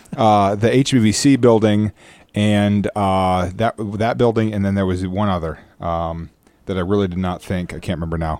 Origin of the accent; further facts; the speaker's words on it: United States; now in Guam; I am from the States